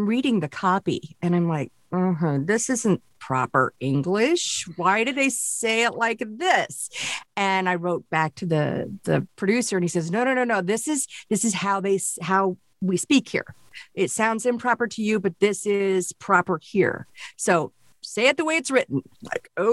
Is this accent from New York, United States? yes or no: no; Springfield, Missouri, United States; moved away; also born or lived in Kansas City / Miami; I was born in Kansas City and raised in Springfield in the Ozarks